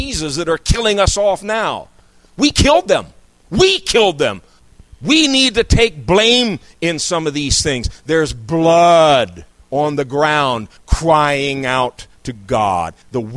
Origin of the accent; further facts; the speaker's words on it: United States; moved away as an adult; someone who was born and raised in this country. I lived a number of years outside of it, but I'm back here